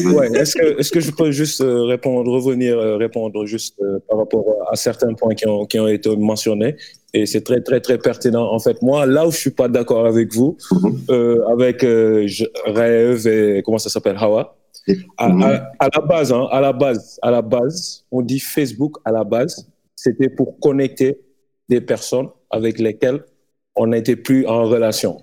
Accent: Dakar, Senegal; chez nous, à Dakar et en, Afrique

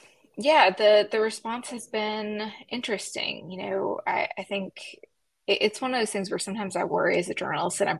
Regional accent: West Tennessee, United States; moved away; I am real Southern. I'm from West Tennessee. And I went home to visit my folks.

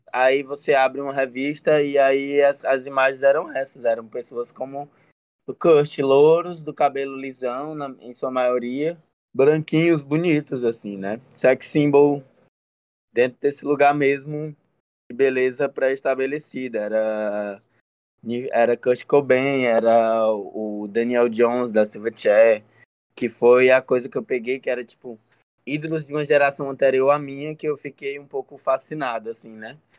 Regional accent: Fortaleza, Ceará, Brazil; na Sapiranga, o bairro onde eu nasci, vivi a maior parte da minha vida até agora

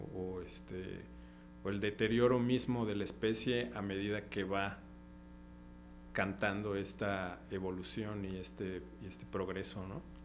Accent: Comitán, Chiapas, Mexico; moved away as an adult; also born or lived in Xalapa; Comitán, que yo dijera, ay, mi pueblo

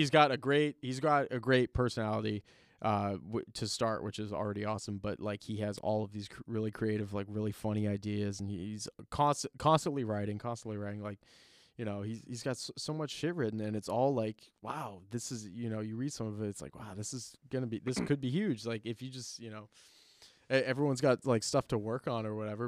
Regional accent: Chicago, Illinois, United States; moved away; I was born in Chicago, so and I have family out there, so it'll always be Sears Tower to me.

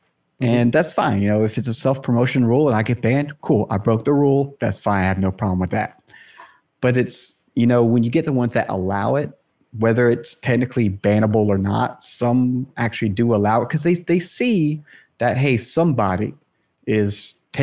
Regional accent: South Carolina, United States; I'm from the States as well, like you guys, and I'm South Carolina

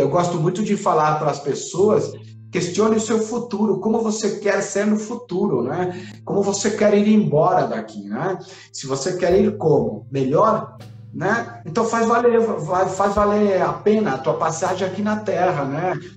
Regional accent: Chile; eu que sou chileno

